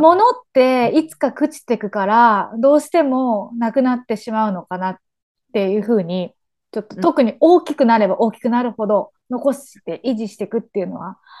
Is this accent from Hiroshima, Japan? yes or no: yes; Hiroshima, Japan; 自分は横川出身なんだけど